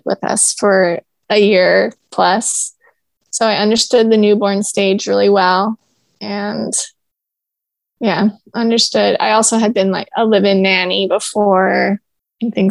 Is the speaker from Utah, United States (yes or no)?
yes; Orem, Utah, United States; moved away; also born or lived in Long Beach, California; I grew up in Orem, Utah